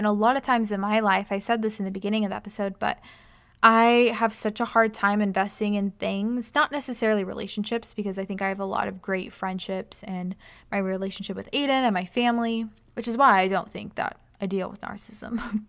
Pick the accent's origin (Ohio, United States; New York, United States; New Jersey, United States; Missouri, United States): New York, United States; New York City; but those are just areas that we grew up in New York City.